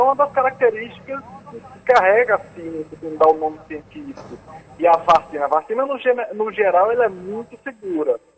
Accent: Northeast Region, Brazil; Eu inglês, vocês percebem, né? Que eu sou nordestino.

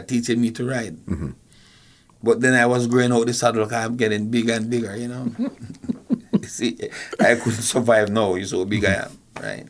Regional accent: Kingston, Jamaica; we grew up in a place called Marvalley. You know, born there

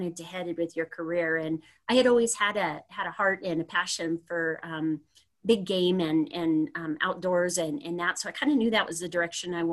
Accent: Sparks, Nevada, United States; also born or lived in Laramie, Wyoming; I was from the Sparks area.

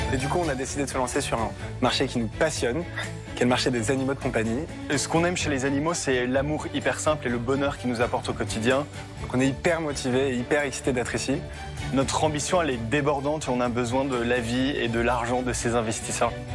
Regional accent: Lille, Hauts-de-France, France; j'ai 29 ans et je suis originaire de Lille

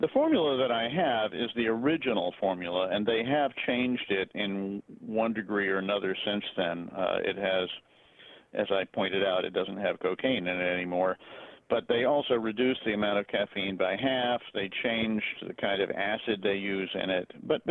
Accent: Atlanta, Georgia, United States; When I was a child growing up in Atlanta

